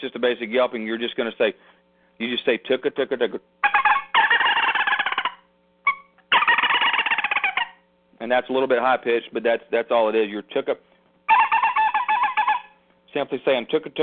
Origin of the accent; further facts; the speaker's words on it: Florida, United States; moved away as an adult; also born or lived in Texas / Korea / South Carolina; I'm born and raised in Florida